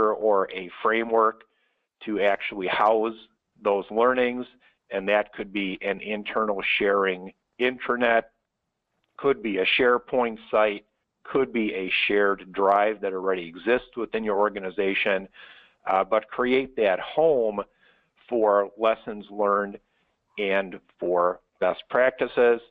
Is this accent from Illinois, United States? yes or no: yes; Chicago, Illinois, United States; my hometown of Chicago